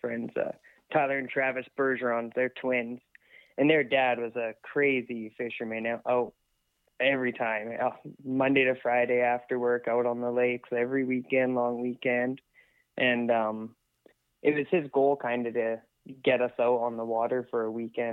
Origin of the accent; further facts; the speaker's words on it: 100 Mile House, British Columbia, Canada; also born or lived in Lac La Hache; born and raised in 100 Mile